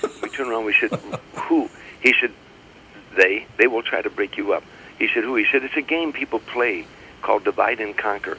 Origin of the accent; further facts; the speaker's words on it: Harvey, Illinois, United States; I grew up in Harvey